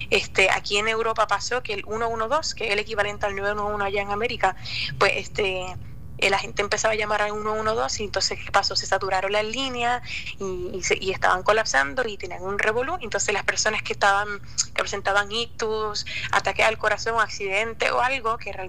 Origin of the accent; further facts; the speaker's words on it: Cabo Rojo, Puerto Rico; Sí, yo nací en y me crié en Cabo Rojo.